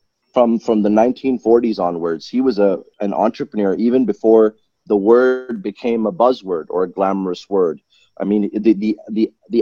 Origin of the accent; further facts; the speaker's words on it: Malaysia; I was born in Malaysia